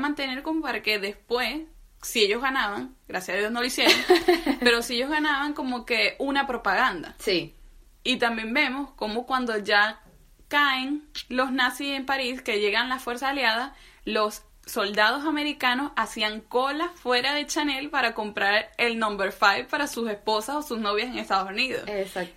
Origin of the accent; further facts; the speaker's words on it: Venezuela; nosotros somos venezolanas